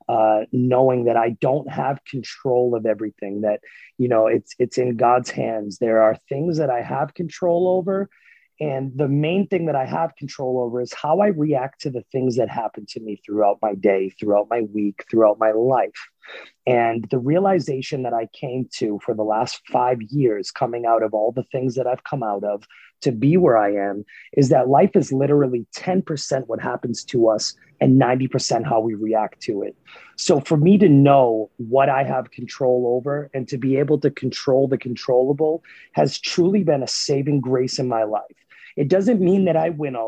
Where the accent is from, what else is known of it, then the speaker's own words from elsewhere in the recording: Massachusetts, United States; moved away as an adult; also born or lived in New Hampshire; now in Oklahoma City, United States; I was born and raised in Massachusetts, and I lived in New Hampshire. So I lived in New England my entire life up until basically 2 years ago